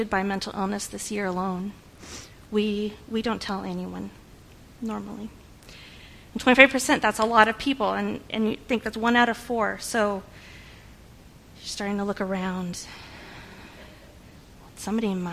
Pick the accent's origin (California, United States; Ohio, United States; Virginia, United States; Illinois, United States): California, United States; moved away as an adult; I'm from California originally. We moved out here about 9 years ago.